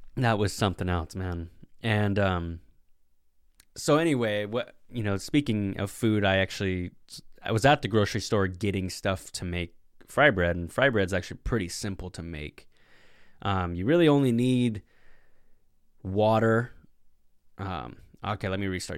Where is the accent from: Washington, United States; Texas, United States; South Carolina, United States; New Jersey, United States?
Washington, United States; Puget Sound; I'm from the Puget Sound.